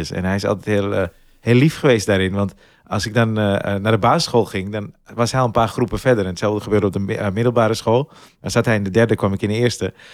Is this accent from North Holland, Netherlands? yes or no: yes; Zaandam, North Holland, Netherlands; born there; En mijn, de wijk waarin ik ben geboren was een paar jaar geleden behoorlijk veel in het nieuws.